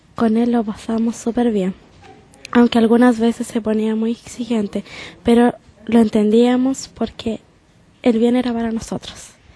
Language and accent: Spanish; San Fernando, O'Higgins, Chile; nací en el Hospital de San Fernando el 9 de agosto de 1991